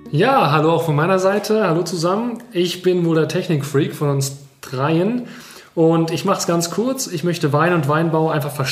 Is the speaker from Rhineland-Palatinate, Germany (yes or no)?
yes; Rhineland-Palatinate, Germany; wir sind alle in der Pfalz geboren, das hat man vielleicht schon rausgehört und dort auch aufgewachsen, aber unser Lebensweg oder unsere drei Lebenswege, die haben uns eigentlich woanders hingeführt, nämlich nach Heidelberg, nach Marburg und nach Karlsruhe.